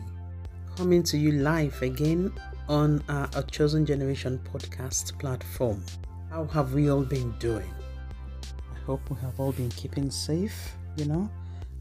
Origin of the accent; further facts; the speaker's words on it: Nigeria; moved away as an adult; also born or lived in United Kingdom; Growing up in Nigeria as a young child, racism wasn't something that was discussed at all